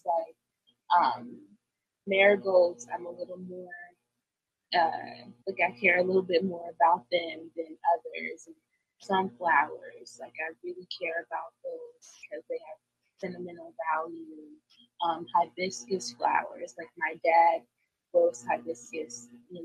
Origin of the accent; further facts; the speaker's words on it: Eastern Shore, United States; moved away; I'm from the Eastern Shore, so, you know, we ain't got nothing but land and time